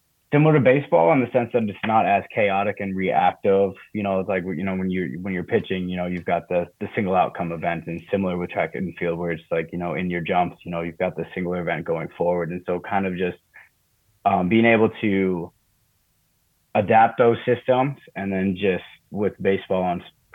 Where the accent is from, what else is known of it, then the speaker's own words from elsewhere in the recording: Minneapolis, Minnesota, United States; moved away as an adult; also born or lived in Eau Claire, Wisconsin; now in College Park, United States; I'm from Minneapolis, Minnesota originally